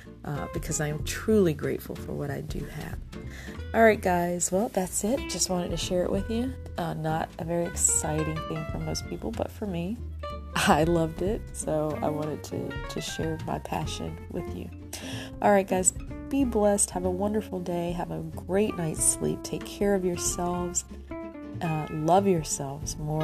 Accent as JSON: {"language": "English", "region": "the South", "country": "United States", "tie": "born or raised there", "said": "I'm from the South, and we grew up with not a lot"}